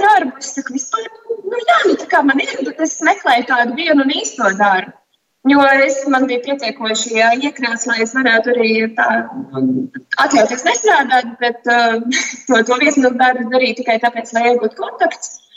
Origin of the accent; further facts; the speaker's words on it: Latvia; moved away; also born or lived in Denmark; es esmu no Latvijas, bet es ļoti ilgu laiku nu, bijis kur citur